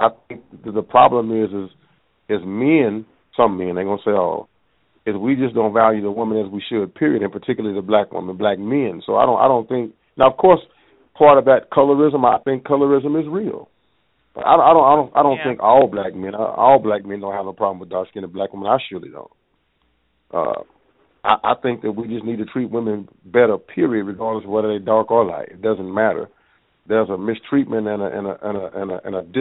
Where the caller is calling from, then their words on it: Tulsa, Oklahoma, United States; Uh, I'm from Tulsa, Oklahoma